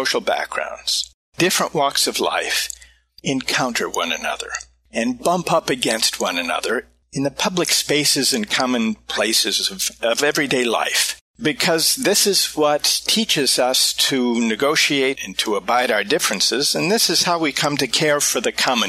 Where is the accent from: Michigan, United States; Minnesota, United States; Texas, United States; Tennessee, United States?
Minnesota, United States; I'm from the Midwest, from Minnesota